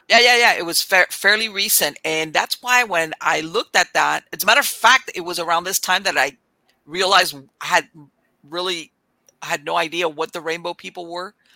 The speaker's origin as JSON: {"language": "English", "region": "South Florida", "country": "United States", "tie": "born or raised there", "said": "I grew up in South Florida. I mean, I was all over Florida, but I grew up."}